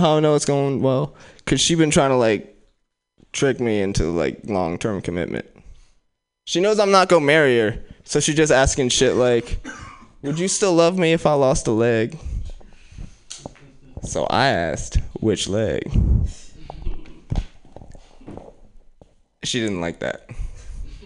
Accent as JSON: {"language": "English", "town": "Oakland", "region": "California", "country": "United States", "said": "I'm from West Oakland"}